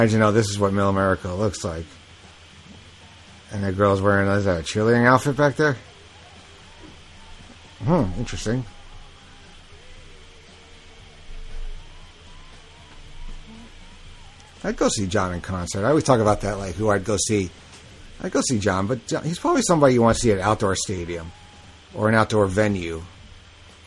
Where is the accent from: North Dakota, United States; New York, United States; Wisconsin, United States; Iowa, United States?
New York, United States; I'm from New York